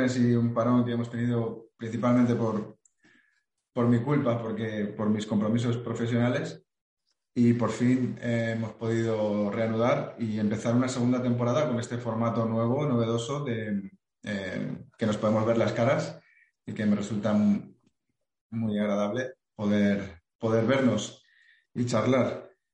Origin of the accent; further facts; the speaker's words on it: Spain; somos el país de Europa que más eh, se autocrítica